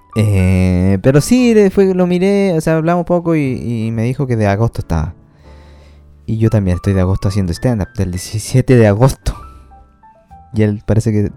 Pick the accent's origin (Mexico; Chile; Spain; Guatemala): Chile